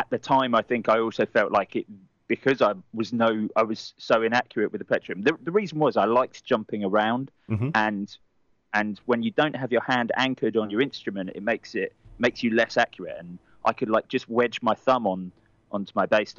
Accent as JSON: {"language": "English", "town": "Watford", "region": "East of England", "country": "United Kingdom", "tie": "born or raised there", "said": "I grew up in Watford, which is just a little an overspill town just outside of North London"}